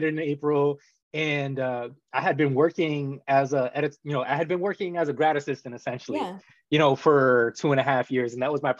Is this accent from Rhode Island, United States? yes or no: yes; Rhode Island, United States; moved away as an adult; I'm originally from Rhode Island and I've been gone for 15 years